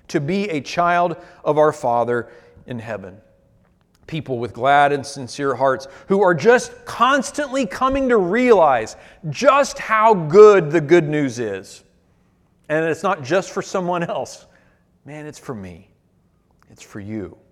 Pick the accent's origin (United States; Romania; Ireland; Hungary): United States; Our Achilles heel as American Christians